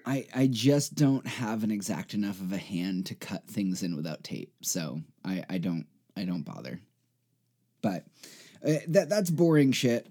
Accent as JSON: {"language": "English", "country": "United States", "tie": "born or raised there", "said": "I am American. Uh, I was born here"}